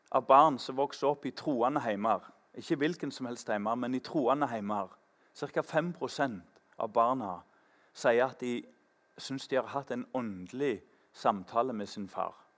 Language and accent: Norwegian; Tananger, Rogaland, Norway; I Tananger, der jeg vokste opp